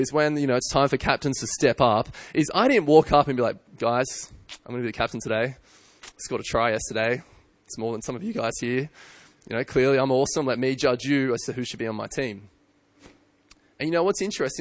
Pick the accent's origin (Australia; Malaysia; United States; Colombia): Australia; I'm an Australian and I'm white